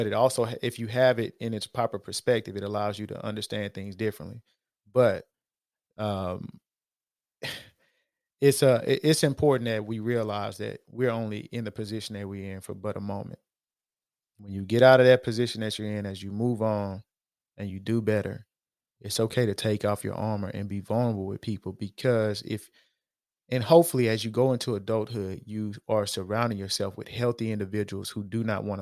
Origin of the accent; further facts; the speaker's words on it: Houston, Texas, United States; when I was growing up in Acres Homes